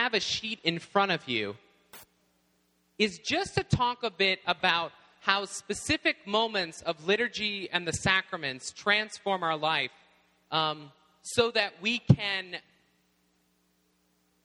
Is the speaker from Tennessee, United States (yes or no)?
yes; Tennessee, United States; now in Indiana, United States; when we first moved to my home in Tennessee in the South, I arrived at my home, and we moved in. I was 9 years old